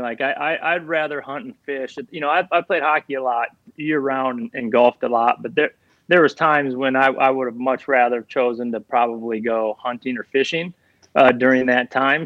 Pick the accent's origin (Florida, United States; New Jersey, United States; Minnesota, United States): Minnesota, United States; I was born and raised in Minnesota